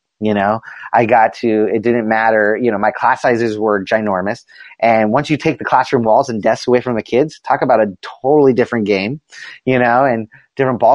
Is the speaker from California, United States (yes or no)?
yes; Southern California, United States; I grew up in Southern California